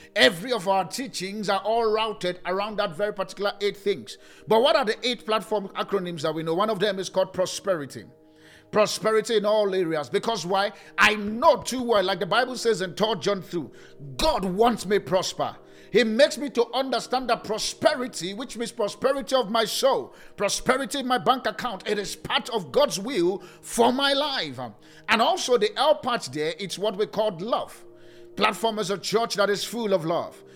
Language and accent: English; Nigeria; now in South Africa; I'm from Nigeria